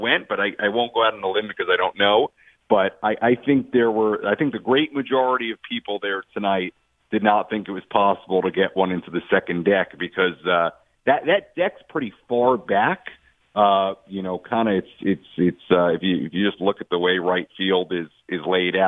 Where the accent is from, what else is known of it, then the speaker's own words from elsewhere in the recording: New York, United States; now in San Diego, United States; I grew up in New York and went to lots of Mets playoff games as a fan